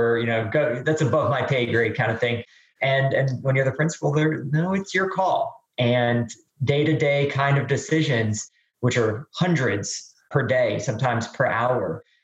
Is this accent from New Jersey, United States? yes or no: yes; New Jersey, United States; moved away as an adult; also born or lived in North Carolina / Atlanta, Georgia; born and raised in New Jersey